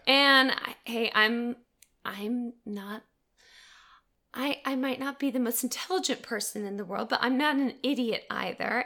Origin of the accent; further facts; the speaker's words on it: Gainesville, Florida, United States; now in Atlanta, United States; Originally from Gainesville, Florida.